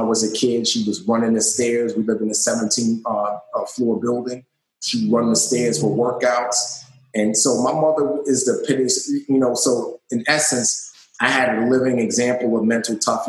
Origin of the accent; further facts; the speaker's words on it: New York City, New York, United States; growing up in the Bronx